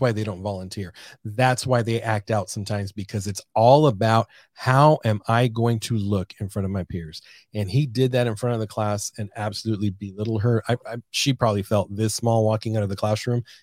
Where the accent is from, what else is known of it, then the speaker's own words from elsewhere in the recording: San Diego, California, United States; moved away as an adult; also born or lived in Arizona; now in San Antonio, United States; from born and raised in San Diego, California